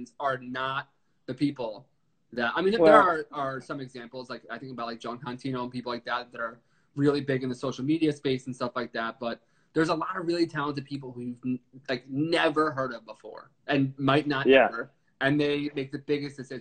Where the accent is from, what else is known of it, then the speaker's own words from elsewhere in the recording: New York, United States; I'm from New York and I'm in the fire department